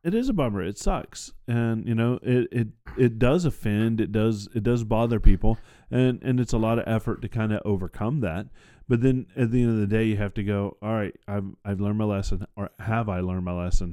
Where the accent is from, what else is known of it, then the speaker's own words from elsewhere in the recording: the South, United States; I grew up in the South